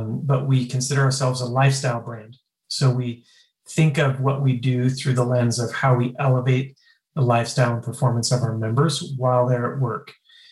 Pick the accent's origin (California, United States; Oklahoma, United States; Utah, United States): Utah, United States; I'm from Utah